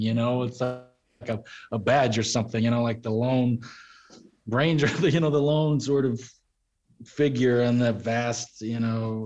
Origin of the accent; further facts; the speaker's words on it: Texas, United States; growing up in Texas my dad uh, you know roped and rode horses